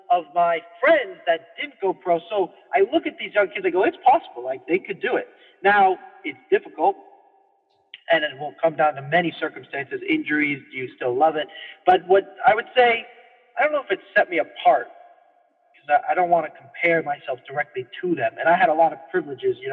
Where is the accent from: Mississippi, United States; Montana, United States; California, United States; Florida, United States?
California, United States